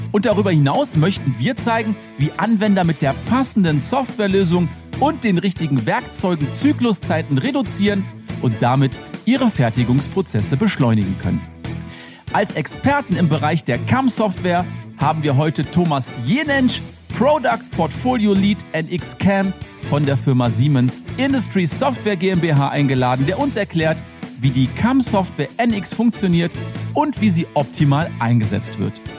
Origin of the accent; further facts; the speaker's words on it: Rhineland, Germany; Da habe ich natürlich als Rheinländer direkt gedacht, erste Schneeflocke, bin ich raus mit dem Auto